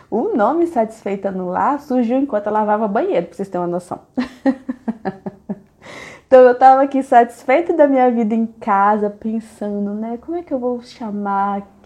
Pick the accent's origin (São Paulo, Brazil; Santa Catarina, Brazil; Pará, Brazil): Pará, Brazil; accent: northern, Pará; also born or lived in Minas Gerais; É, eu nasci em Minas, mas aos oito anos eu fui embora para o Pará com os meus pais e meu irmão. Então eu digo que eu sou uma mineira com sotaque meio nortista, meio paraense.